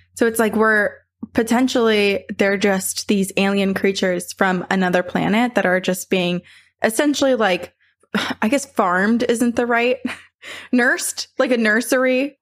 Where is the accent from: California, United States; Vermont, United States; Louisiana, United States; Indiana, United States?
Vermont, United States; my house growing up in Vermont, my parents built it